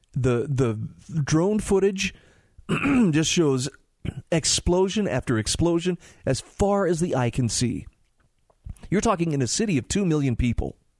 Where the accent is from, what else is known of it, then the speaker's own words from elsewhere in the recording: Utah, United States; my home state of Utah